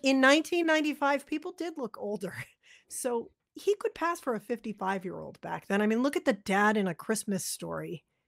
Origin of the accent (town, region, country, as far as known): Massachusetts, United States; born or raised there; also born or lived in Lowell, Massachusetts / Concord, Massachusetts